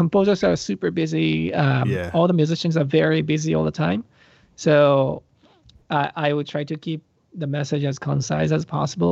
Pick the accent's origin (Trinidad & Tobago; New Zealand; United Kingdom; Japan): Japan; moved away; I grew up in Japan, Japan